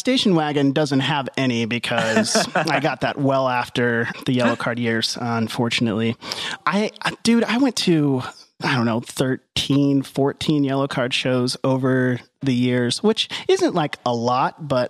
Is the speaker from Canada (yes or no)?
no; Texas, United States; moved away; also born or lived in Utah; I grew up in Texas